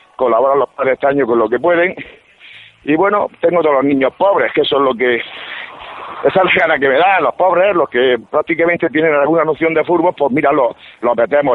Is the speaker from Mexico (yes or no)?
no; Almería, Andalusia, Spain; Yo soy almeriense